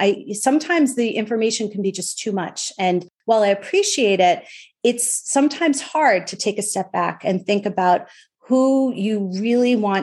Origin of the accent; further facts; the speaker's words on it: Long Island, New York, United States; now in Connecticut, United States; I'm from Long Island and I'm a bagel girl.